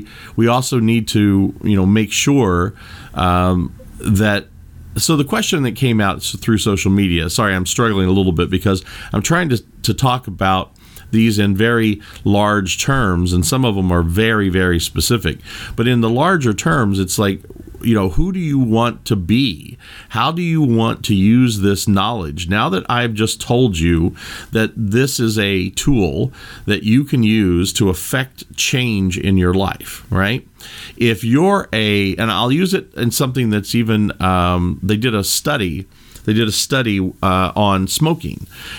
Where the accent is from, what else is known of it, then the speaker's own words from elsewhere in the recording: Kentucky, United States; Now, most of you know that I was raised in Kentucky, and there was an old saying that my grandfather and my grandmother used to say